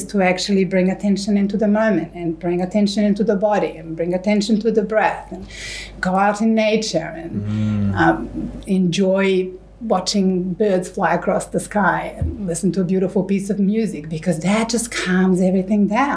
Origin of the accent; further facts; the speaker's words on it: Serbia; moved away; I grew up in Serbia in the 80s